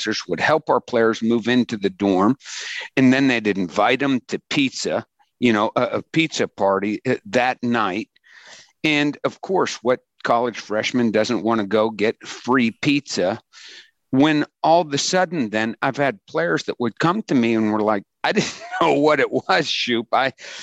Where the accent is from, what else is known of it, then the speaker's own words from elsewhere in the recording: Pittsburgh, Pennsylvania, United States; I grew up in Pittsburgh